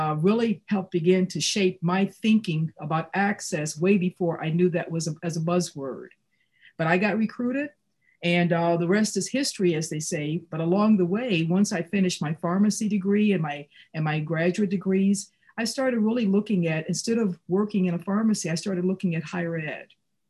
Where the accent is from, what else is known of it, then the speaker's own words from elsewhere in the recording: Gary, Indiana, United States; being raised by a single parent in the middle of extreme poverty. I grew up in Gary, Indiana.